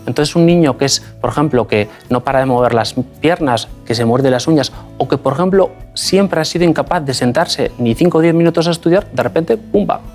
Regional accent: Basque Country, Spain; moved away as an adult; also born or lived in Madrid; Eh, yo soy vasco, nací en el País Vasco, me formé, hice, de hecho, estudié la carrera de medicina en el País Vasco

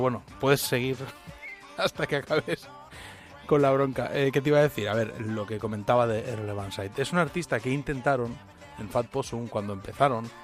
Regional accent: Spain; somos españoles

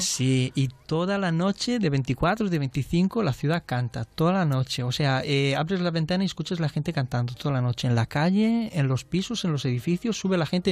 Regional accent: Transylvania, Romania; Spanish is a second language; now in Spain; nosotros como somos la parte de Ardeal, de Transilvania

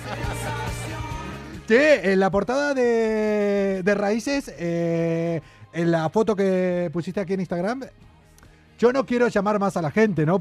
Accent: Argentina; moved away; also born or lived in Andújar, Jaén; Soy el argentino

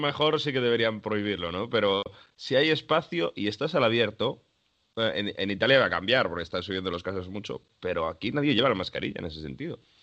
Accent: Spain; now in Italy; Los que estamos en España, los que somos de España

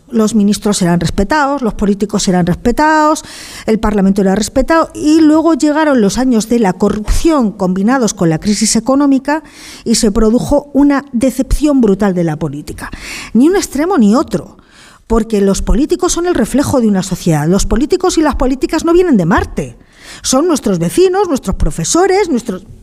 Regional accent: León, Castile and León, Spain; Yo soy de León y afortunadamente en León todos sabíamos de quién era cada uno

